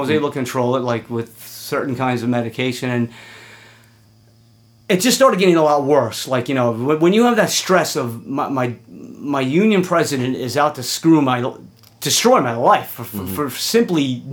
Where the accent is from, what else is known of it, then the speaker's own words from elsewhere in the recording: New York City, New York, United States; I'm from Queens